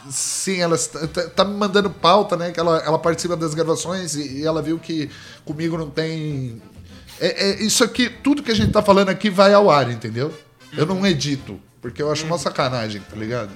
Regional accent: Brazil; first language Portuguese; eu sou do Brasil.

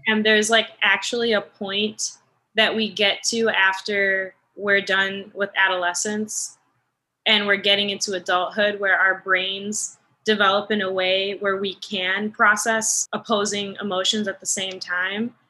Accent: Naperville, Illinois, United States; moved away as an adult; after we moved away from Naperville

